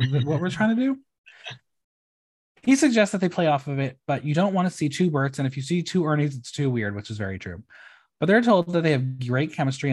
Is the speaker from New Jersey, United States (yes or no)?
yes; New Jersey, United States; my home state